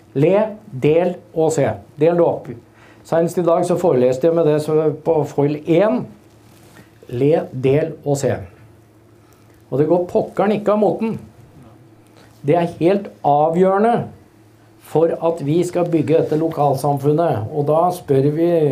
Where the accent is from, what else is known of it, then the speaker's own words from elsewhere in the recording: Hønefoss, Buskerud, Norway; Jeg er fra Hønefoss